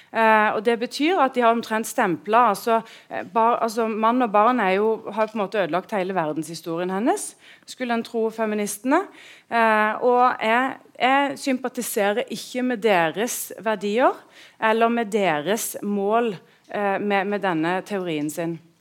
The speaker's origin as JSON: {"language": "Norwegian", "area": "Sørlandet", "region": "Agder", "country": "Norway", "said": "jeg er en husmor fra Sørlandet."}